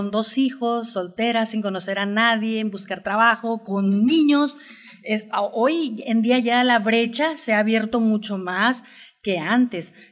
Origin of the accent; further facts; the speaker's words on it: Nayarit, Mexico; todo, pues es mi tierra, son mis raíces, eh, estoy orgullosa de dónde vengo